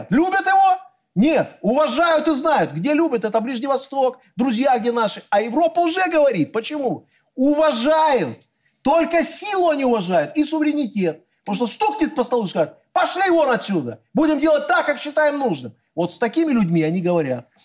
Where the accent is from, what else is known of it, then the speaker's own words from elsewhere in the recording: Belarus; Мы никогда белорусы зла не желали. От себя, как белорусский политик, я скажу одно.